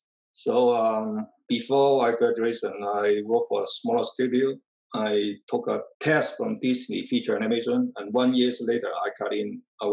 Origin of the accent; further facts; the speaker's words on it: Guangzhou, Guangdong, China; English is a second language; moved away as an adult; now in United States; I came from Guangzhou, China in early 80s.